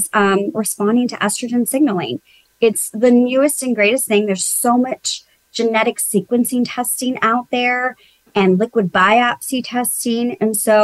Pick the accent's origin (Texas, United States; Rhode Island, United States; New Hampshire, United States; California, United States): Texas, United States; South; now in Houston, United States; I'm originally from South Texas.